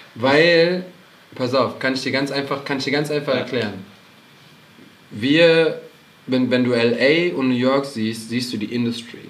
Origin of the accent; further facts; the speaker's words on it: Cologne, North Rhine-Westphalia, Germany; wir sind natürlich als Kölner